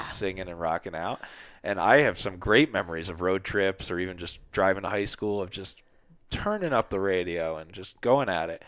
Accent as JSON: {"language": "English", "region": "New Jersey", "country": "United States", "tie": "born or raised there", "said": "growing up in Jersey"}